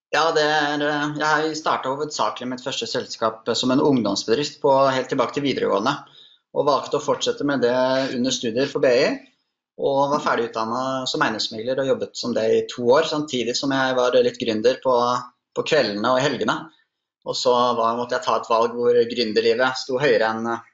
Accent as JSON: {"language": "Norwegian", "region": "Oslo", "country": "Norway", "said": "Jeg er 29 eh, år fra Oslo"}